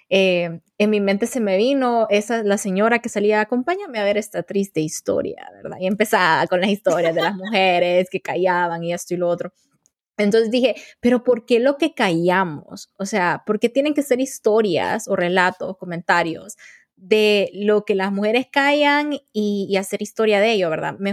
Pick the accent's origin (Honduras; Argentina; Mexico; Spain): Honduras; moved away as an adult; now in United States; soy una mujer hondureña tengo 28 años recién cumplidos, estoy casada, soy la hermana mayor de cuatro hermanos y actualmente estoy estudiando, trabajando y viviendo en los Estados Unidos.